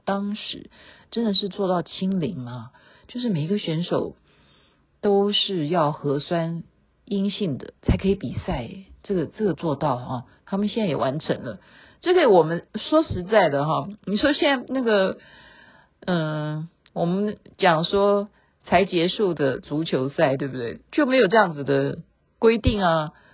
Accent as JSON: {"language": "Chinese", "country": "Taiwan", "said": "国外的华侨比台湾人还关心我们台湾人的安危"}